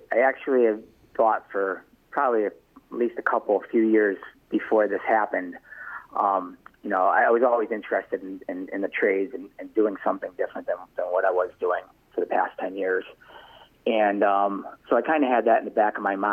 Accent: Waterbury, Connecticut, United States; now in Wolcott, United States; I'm from Waterbury originally

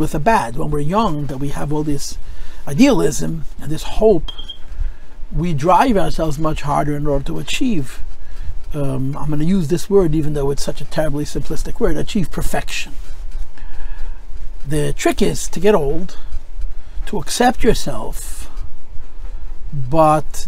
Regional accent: United States; I'm proud to be an American. I was raised by an immigrant who told me to love America.

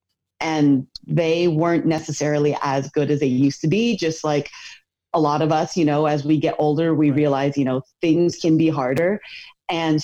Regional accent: United States; I was born and raised here in America in a Korean household.

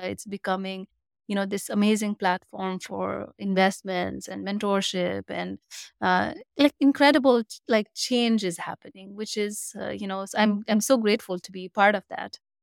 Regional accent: Nepal; moved away as an adult; also born or lived in Singapore / Canada; now in United States; my home country, Nepal.

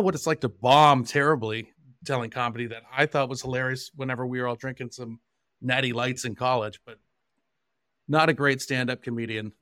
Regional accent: Johnstown, Pennsylvania, United States; also born or lived in London, England; my hometown of Johnstown, Pennsylvania

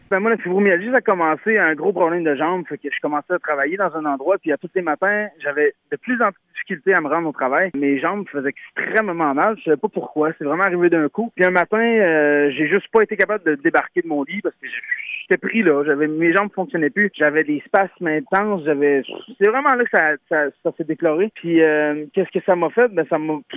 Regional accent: Saint-Joseph-de-Beauce, Quebec, Canada; je viens de Saint-Joseph de Beauce

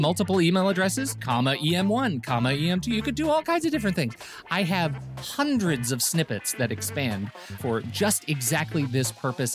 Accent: Colorado Springs, Colorado, United States; where I grew up in Colorado Springs

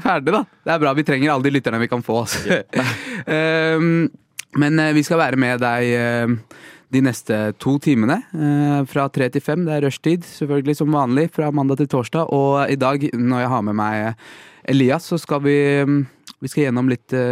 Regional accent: Rakstad, Norway; moved away as an adult; now in Oslo, Norway; Jeg har jo vokst opp der.

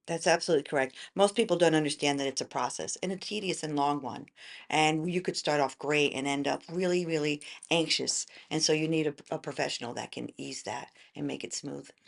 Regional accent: New York metro area suburbs, United States; moved away as an adult; also born or lived in Tennessee; now in McKinney, United States; originally I'm from New York

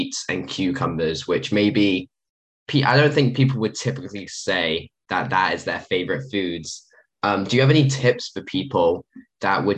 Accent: England, United Kingdom; being English

